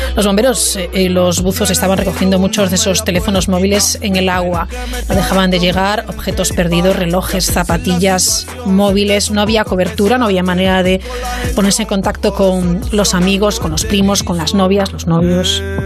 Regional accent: Vigo, Galicia, Spain

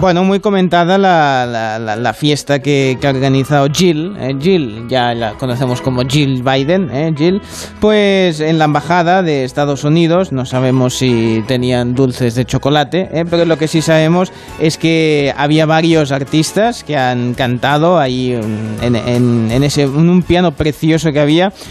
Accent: Catalonia, Spain; soy muy catalán

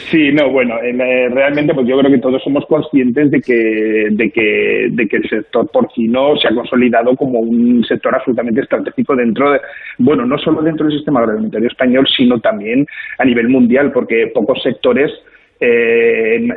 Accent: Zaragoza, Aragon, Spain; la provincia de Huesca, nosotros somos de Zaragoza

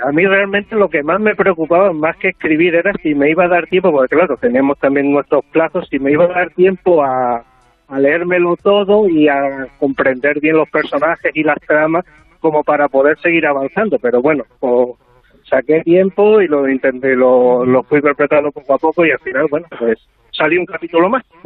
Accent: Huelva, Andalusia, Spain; casi todos somos de Huelva o gran parte, entonces nos conocemos

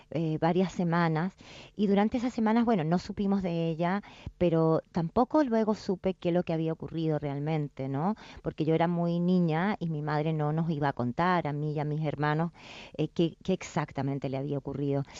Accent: Chile; moved away; also born or lived in England; O sea, soy chilena, sin duda, mi país, lo considero mi país

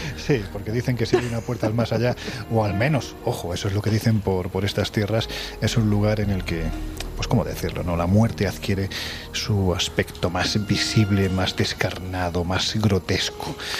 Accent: Andalusia, Spain; Y yo soy andaluz. Y como buen andaluz

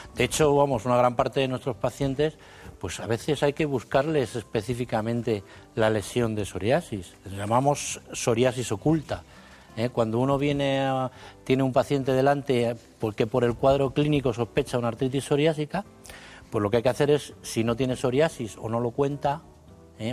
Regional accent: Arévalo, Castile and León, Spain; soy de Ávila, aunque la familia es segoviana

